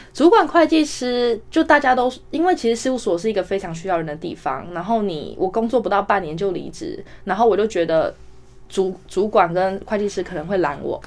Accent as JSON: {"language": "Chinese", "country": "Taiwan", "tie": "born or raised there", "moved": "as an adult", "said": "因为我在台湾长大，就是没事就去传统超市买菜嘛"}